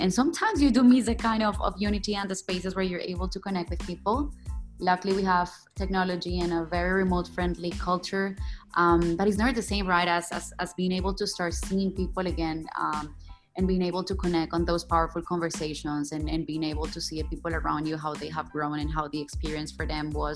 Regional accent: Colombia; now in Kuala Lumpur, Malaysia; I'm originally from Colombia, but I'm based in Kuala Lumpur in Malaysia

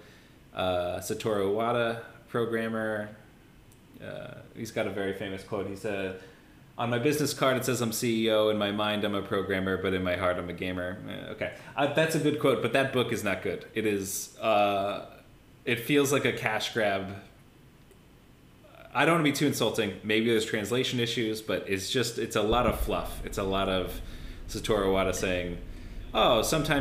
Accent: United States; now in Australia; I'm American

